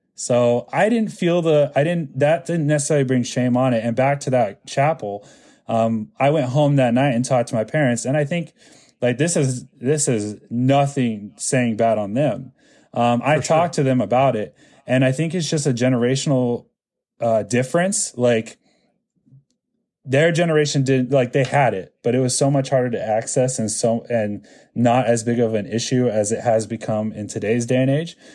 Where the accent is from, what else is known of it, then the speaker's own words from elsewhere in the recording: Lincoln, Nebraska, United States; now in Florida, United States; growing up in Lincoln did not help my Hispanic culture